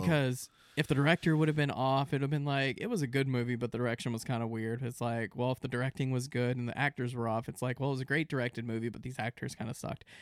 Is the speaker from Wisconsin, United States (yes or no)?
no; Central Florida, United States; we grew up in Central Florida